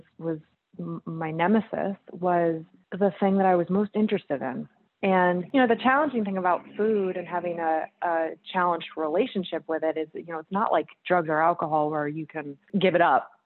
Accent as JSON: {"language": "English", "region": "Vermont", "country": "United States", "tie": "born or raised there", "also_born_or_lived": "upstate New York", "moved": "yes", "said": "I grew up in Vermont and, my dad's a chef and just had a kind of a normal kiddo upbringing"}